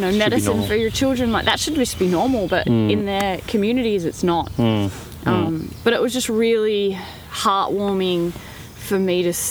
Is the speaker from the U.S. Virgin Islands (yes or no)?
no; Australia; as an Australian or someone living in the first world